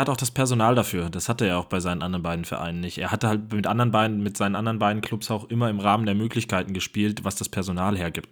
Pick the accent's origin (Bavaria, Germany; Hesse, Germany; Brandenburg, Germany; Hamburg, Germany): Hamburg, Germany; hier in meiner Heimatstadt